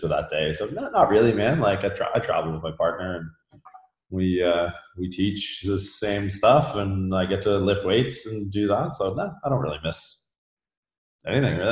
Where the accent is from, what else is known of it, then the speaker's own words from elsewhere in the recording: Canada; moved away as an adult; also born or lived in California; I'm from Canada originally